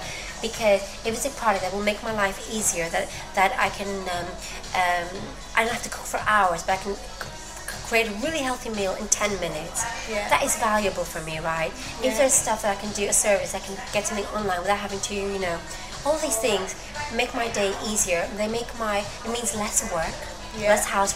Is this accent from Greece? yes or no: yes; Greece; English is a second language; moved away as an adult; now in United Kingdom; Greece, where my hometown is